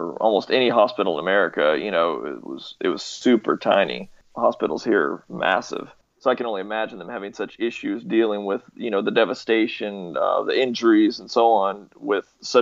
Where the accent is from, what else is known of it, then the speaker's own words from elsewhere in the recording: United States; I'm an American